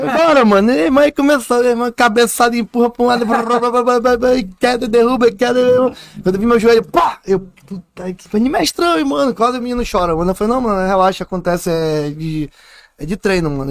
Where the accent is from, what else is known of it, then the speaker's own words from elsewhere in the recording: Manaus, Amazonas, Brazil; Um cara lá do Japim, lá da Japinlândia, da rua 54, lá número 80, lá onde o meu pai invadiu a minha casa